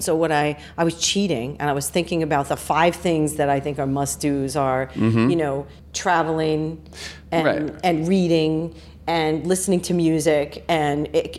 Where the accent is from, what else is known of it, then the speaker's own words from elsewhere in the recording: New York City, New York, United States; also born or lived in Queens; I grew up in the Bronx.